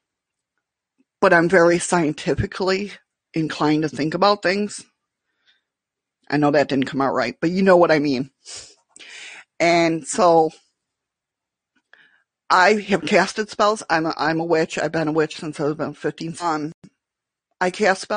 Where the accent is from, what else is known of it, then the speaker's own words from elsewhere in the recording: Western New York, United States; moved away as an adult; now in Alaska, United States; I'm from Western New York